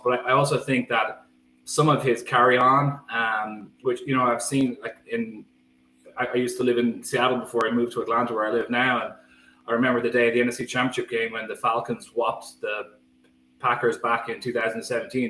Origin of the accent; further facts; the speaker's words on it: Skerries, Leinster, Ireland; I grew up in Skerries, County Dublin